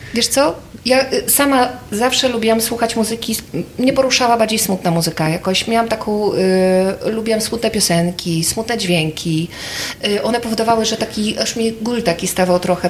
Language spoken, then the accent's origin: Polish; Krasnystaw, Lublin Voivodeship, Poland; ja pochodzę z Krasnego Stawu